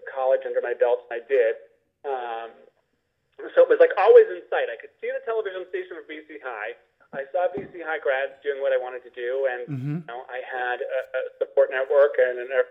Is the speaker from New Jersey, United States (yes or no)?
no; Milton, Massachusetts, United States; moved away as an adult; now in Hartford, United States; I'm from Milton, and there were some really great possibilities to stay in Milton as well